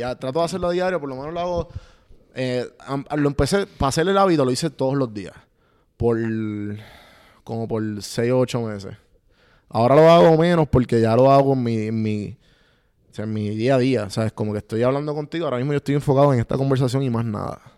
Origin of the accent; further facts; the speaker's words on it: Puerto Rico; moved away as an adult; soy puertorriqueño